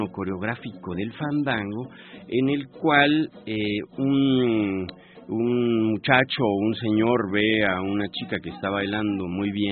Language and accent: Spanish; Chilango, Mexico City, Mexico; somos los chilangos